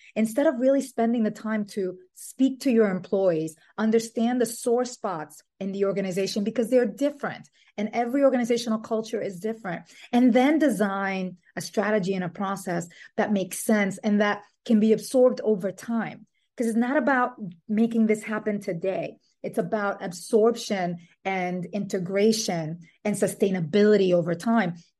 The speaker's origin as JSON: {"language": "English", "country": "Dominican Republic", "tie": "born or raised there", "also_born_or_lived": "New York City, United States", "moved": "yes", "lives_now": "Brooklyn, United States"}